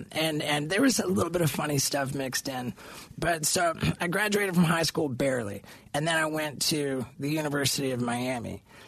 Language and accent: English; Brazil; also born or lived in England; Like, I was born in England and I moved to Brazil. My family moved to Brazil when I was only 6 months old.